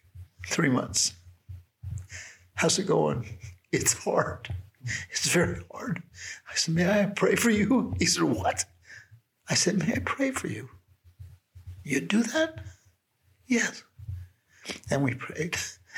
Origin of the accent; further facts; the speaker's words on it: Beverly Hills, California, United States; You know, I'm come from Beverly Hills and I'm sitting here with prisoners, right?